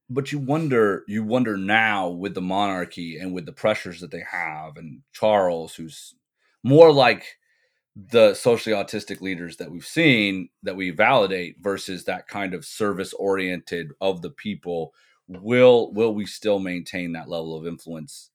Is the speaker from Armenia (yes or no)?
no; England, United Kingdom; I grew up in England. I went to high school here